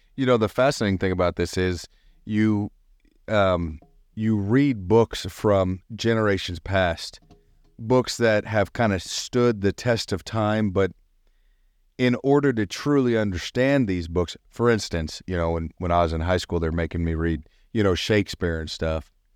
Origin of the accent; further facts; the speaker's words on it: the South, United States; growing up in the South